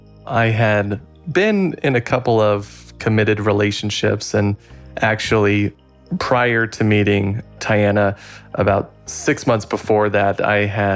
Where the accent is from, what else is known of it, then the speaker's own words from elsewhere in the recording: Bullhead City, Arizona, United States; I'm 27 years old. My hometown is Bullhead City, Arizona